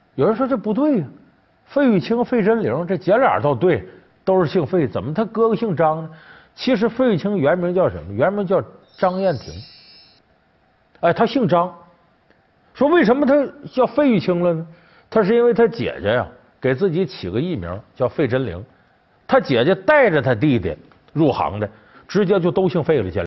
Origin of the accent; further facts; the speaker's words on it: Northeast China, China; moved away; 我这老家在东北